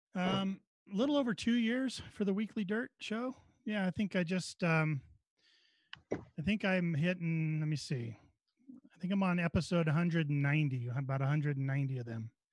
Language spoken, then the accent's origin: English; Northern California, United States; moved away; I was right in his area. That's right where I grew up